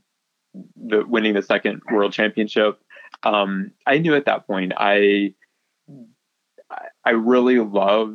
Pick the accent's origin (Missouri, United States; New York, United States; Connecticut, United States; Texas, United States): Missouri, United States; Paris; moved away as an adult; also born or lived in Ocala, Florida / Gainesville, Florida / Fort Myers, Florida; now in Florida, United States; I grew up in a rural, small town